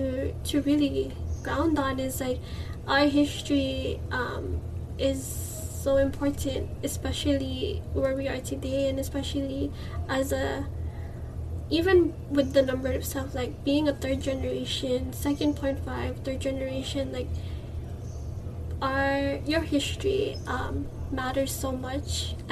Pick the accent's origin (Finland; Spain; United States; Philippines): Philippines; And I think as a Filipino, like, and even like the entire podcast, it was called Reclaiming Our Filipino Identity at first.